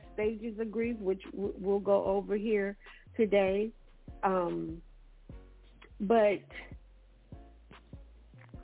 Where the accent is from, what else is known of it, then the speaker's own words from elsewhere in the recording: Saginaw, Michigan, United States; I grew up inner city in Saginaw, Michigan